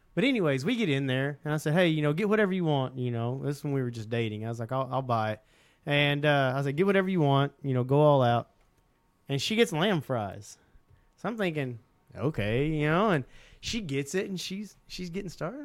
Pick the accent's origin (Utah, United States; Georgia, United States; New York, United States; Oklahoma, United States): Oklahoma, United States; Southeast; we grew up in Southeast Oklahoma where there were ton of squirrels